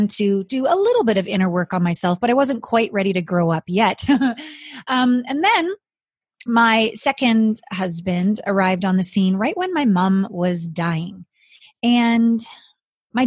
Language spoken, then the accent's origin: English; Canada; moved away as an adult; also born or lived in Japan; I'm from Canada, small town Canadian girl